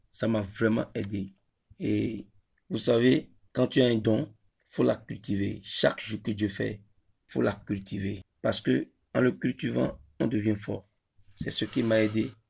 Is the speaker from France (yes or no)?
no; Ouidah, Atlantique, Benin; Je viens de Huida, précisément Djebadji, au Bénin. J'ai étudié l'anglais sur le campus Tagbome Calavi